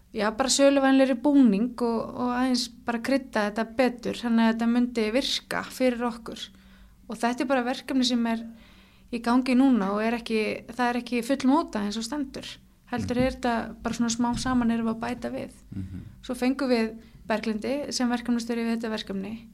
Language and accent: Icelandic; Hafnarfjörður, Capital Region, Iceland; Ég er úr Hafnaferði